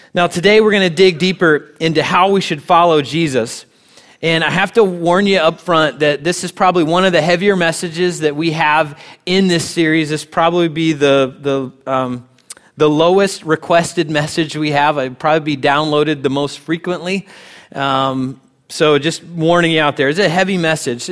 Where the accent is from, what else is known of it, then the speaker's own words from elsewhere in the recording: United States; as American Christians